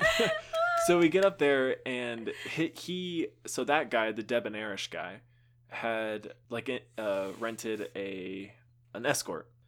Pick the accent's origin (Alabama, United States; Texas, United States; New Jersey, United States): Texas, United States; I grew up in Texas